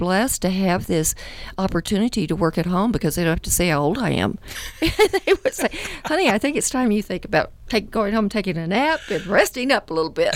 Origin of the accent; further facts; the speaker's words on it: West Texas, United States; now in Colorado Springs, United States; I grew up in West Texas